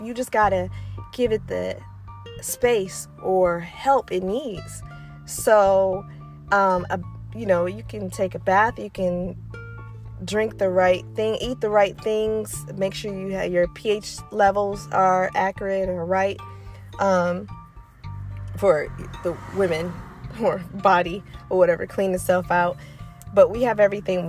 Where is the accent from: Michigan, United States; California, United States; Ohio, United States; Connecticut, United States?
Michigan, United States; Detroit; moved away; I'm from Michigan, I'm from Detroit.